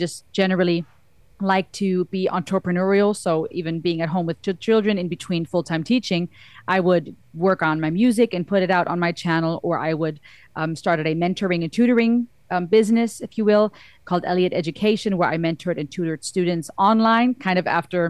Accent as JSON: {"language": "English", "country": "Germany", "tie": "born or raised there", "moved": "yes", "lives_now": "United States", "said": "I'm half Cuban, half German. I was born and raised in Germany. I live in the States now"}